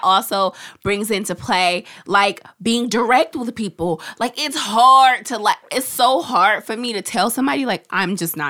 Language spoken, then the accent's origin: English; Oakland, California, United States; growing up in East Oakland